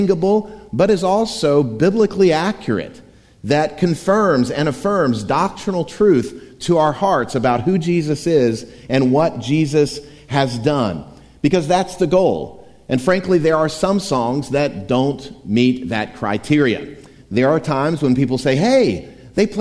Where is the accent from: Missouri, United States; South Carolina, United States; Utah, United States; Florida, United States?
Florida, United States; Wimauma; My hometown of Waimama, Florida, yes, that's a real place